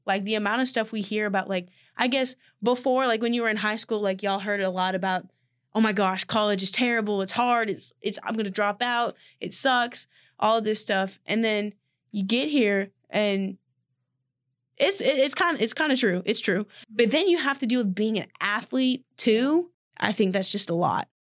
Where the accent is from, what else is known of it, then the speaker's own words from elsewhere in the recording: Austin, Texas, United States; moved away; I'm from Austin, Texas